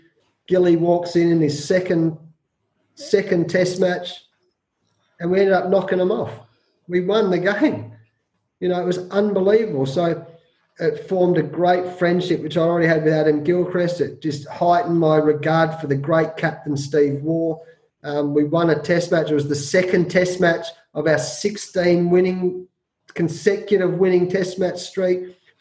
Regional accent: New Zealand; So as a New Zealander, the old Anzac brothers, mate, I love the All Blacks.

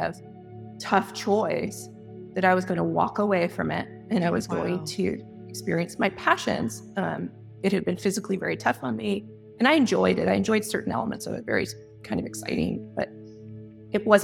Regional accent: San Diego, California, United States; moved away; also born or lived in Chicago / Atlanta; I'm originally from San Diego

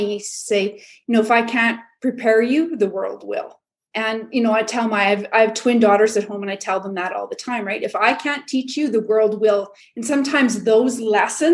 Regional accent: a small town in Saskatchewan, Canada; I'm from Canada, a small town in Saskatchewan, Canada

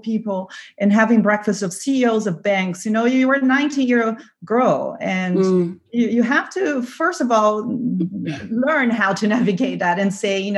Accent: Brazil; now in Germany; I'm from Brazil.

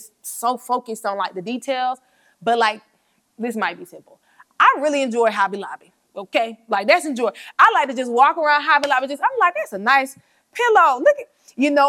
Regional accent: Atlanta, Georgia, United States; moved away as an adult; also born or lived in New York / Tuskegee, Alabama; now in Birmingham, United States; I was born in New York. I was raised in Atlanta.

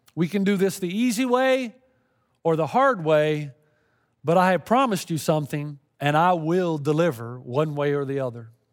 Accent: Tennessee, United States; growing up in Tennessee

